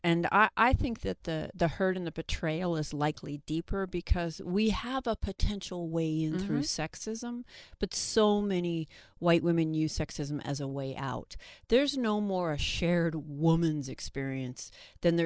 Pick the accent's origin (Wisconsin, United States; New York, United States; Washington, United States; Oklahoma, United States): Washington, United States; Seattle; I'm from Seattle